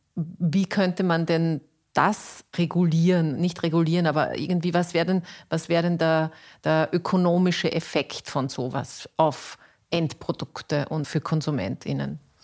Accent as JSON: {"language": "German", "country": "Austria", "said": "bei uns in Österreich"}